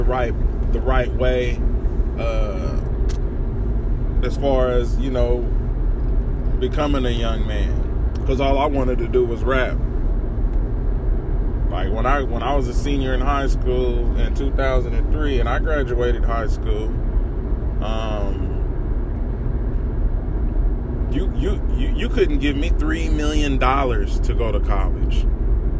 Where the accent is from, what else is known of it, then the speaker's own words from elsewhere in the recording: Topeka, Kansas, United States; I'm from Topeka, the capital city of Kansas. And where I'm from, there's nothing fucking there.